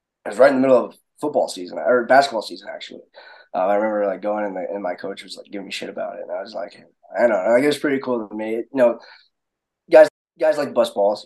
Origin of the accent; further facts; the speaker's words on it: Iowa, United States; moved away as an adult; also born or lived in Indiana; now in Texas, United States; I've lived and grew up in Iowa my whole life